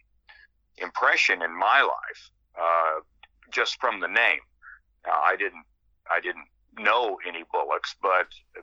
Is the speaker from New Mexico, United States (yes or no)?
yes; Roswell, New Mexico, United States; I was born in Roswell back in 1955.